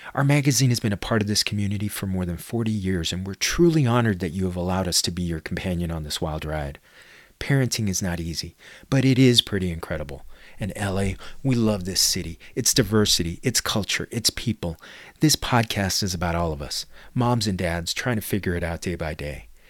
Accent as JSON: {"language": "English", "town": "Los Angeles", "region": "California", "country": "United States", "tie": "born or raised there", "said": "We're all born and raised in Los Angeles"}